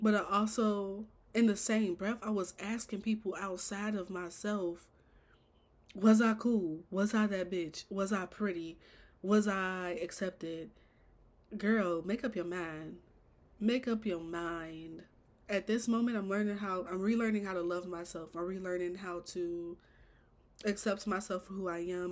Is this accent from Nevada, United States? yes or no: no; Chicago, Illinois, United States; I'm born and raised Chicago.